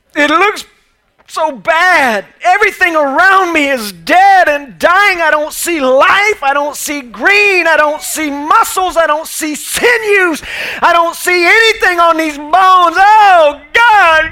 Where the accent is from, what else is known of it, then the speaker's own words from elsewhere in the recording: Orlando, Florida, United States; I'm actually from Orlando, Florida